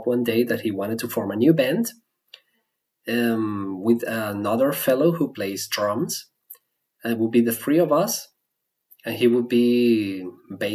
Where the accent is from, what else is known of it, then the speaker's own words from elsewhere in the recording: Venezuela; first language Spanish; English is a second language; moved away as an adult; now in Germany; my native language is Spanish. And I was born in Venezuela. I grew up there